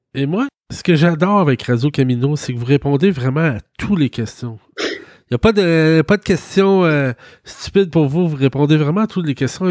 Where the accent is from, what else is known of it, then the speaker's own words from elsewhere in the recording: Quebec, Canada; je venais du Québec